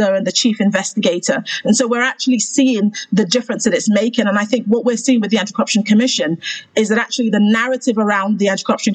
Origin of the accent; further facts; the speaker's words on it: Sierra Leone; moved away; also born or lived in United Kingdom; I am Sierra Leonean by birth and as well as nationality. I have joint a dual nationality. I'm British Sierra Leonean.